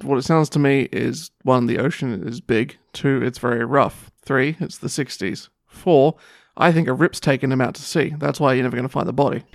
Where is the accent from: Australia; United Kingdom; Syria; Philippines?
Australia; I'm Australian